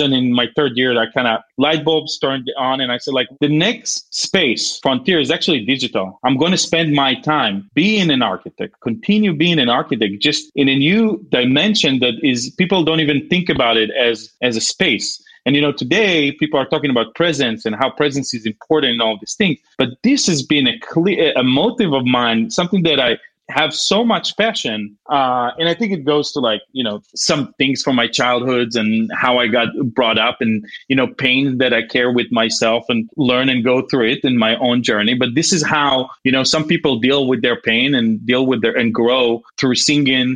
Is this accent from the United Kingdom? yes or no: no; Israel; moved away; growing up in Israel